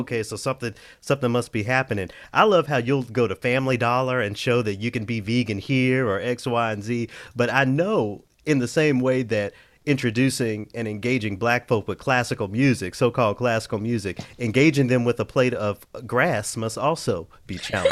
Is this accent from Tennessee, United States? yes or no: yes; Memphis, Tennessee, United States; moved away; my hometown of Memphis, Tennessee